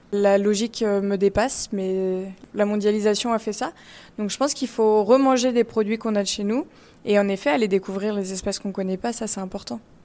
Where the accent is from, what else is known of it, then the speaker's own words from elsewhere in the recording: Paris, Île-de-France, France; Je suis parisienne